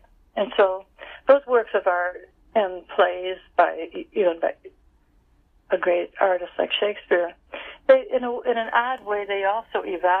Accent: New York, United States; Well, I've gone back to my hometown

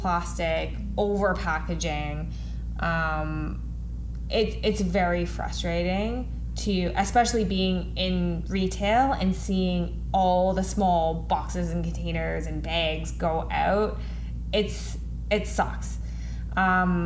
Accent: Ottawa, Ontario, Canada; now in Toronto, Canada; I grew up in Ottawa

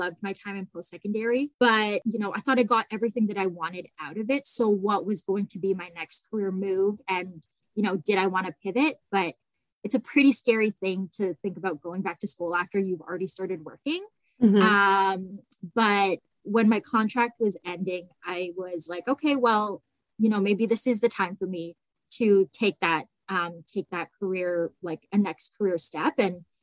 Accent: Niagara Falls, Ontario, Canada; I grew up in Niagara Falls, and I did all of my schooling here, post-secondary, and started my career here as well

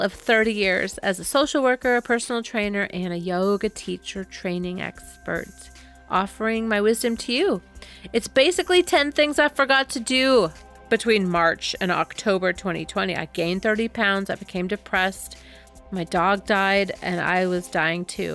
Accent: Southern California, United States; I'm a kid from Southern California

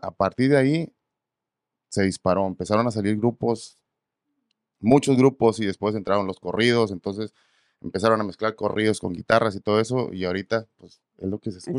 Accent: Ensenada, Baja California, Mexico; moved away as an adult; now in Texas, United States; soy de Baja, Baja California, Ensenada, Baja ah, California

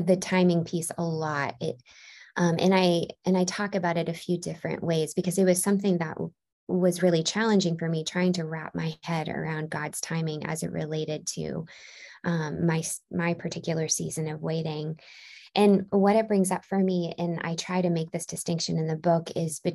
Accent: Baltimore, Maryland, United States; moved away as an adult; also born or lived in California / Chicago; now in Nashville, United States; I grew up in Baltimore, Maryland, and then in 2014 I moved to California

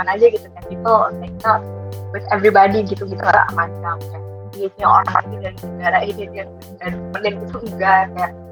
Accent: Batam, Riau Islands, Indonesia; now in Surabaya, Indonesia; aku asalnya dari Batam cuma sekarang lagi di Surabaya karena kerjain

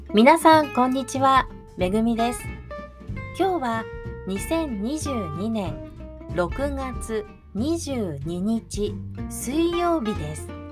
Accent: Kanagawa, Japan; moved away as an adult; also born or lived in Hiroshima Prefecture; now in Hiroshima, Japan; 私は今広島県に住んでいますが神奈川県出身です

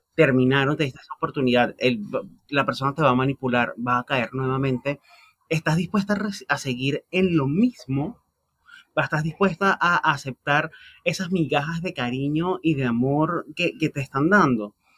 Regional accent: Venezuela; los que somos venezolanos

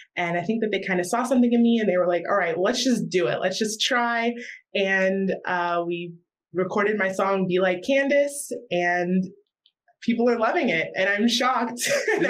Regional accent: Myrtle Beach, South Carolina, United States; I'm 19 and I'm from Myrtle Beach, South Carolina

